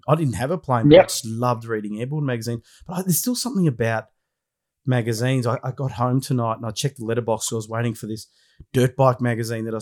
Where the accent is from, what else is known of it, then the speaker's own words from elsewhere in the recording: Melbourne, Victoria, Australia; I'm from Melbourne, and let's just say last weekend on Sunday, it was Arctic conditions down here.